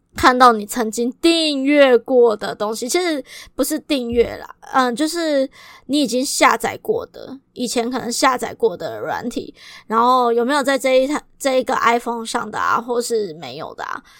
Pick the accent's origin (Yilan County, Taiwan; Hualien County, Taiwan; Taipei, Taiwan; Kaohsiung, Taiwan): Kaohsiung, Taiwan; 如果你跟我一样都是高雄人